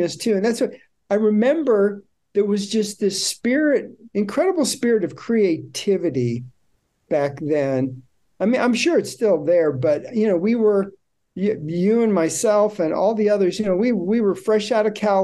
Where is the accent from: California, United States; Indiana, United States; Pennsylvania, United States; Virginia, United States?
California, United States; Burbank; I grew up in Burbank, California